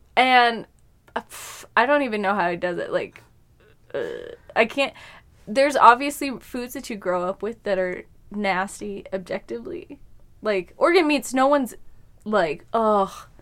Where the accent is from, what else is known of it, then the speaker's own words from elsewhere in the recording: Colorado, United States; I'm from here